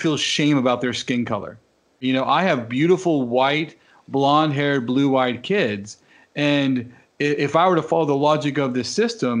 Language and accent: English; United States; I grew up in America and with white parents